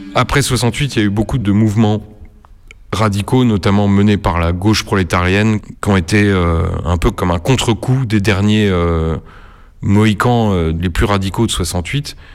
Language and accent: French; Nancy, Grand Est, France; j'ai grandi à Nancy